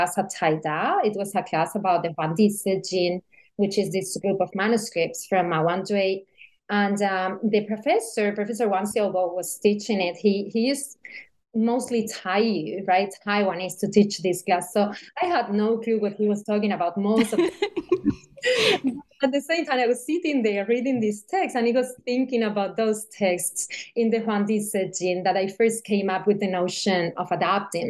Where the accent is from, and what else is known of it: Seville, Andalusia, Spain; born or raised there; moved away as an adult; also born or lived in Beijing, China